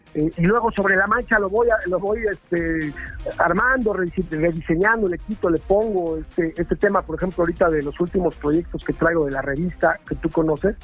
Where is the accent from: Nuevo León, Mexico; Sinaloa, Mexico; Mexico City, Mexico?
Mexico City, Mexico; now in Cholula, Mexico; soy chilango de corazón, pero vivo al pie del volcán aquí en Cholula